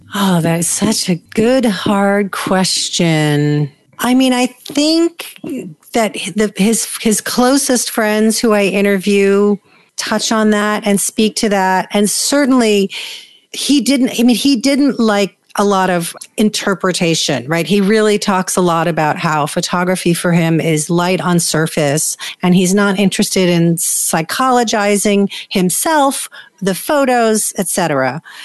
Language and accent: English; New York, United States; I grew up in New York